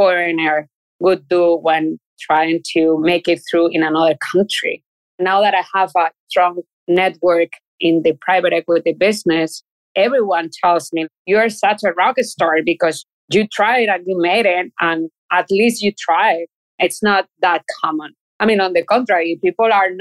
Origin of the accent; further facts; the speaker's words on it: Spain; English is a second language; moved away as an adult; also born or lived in Chile; now in New York City, United States; I'm from Spain and everyone can tell because of my accent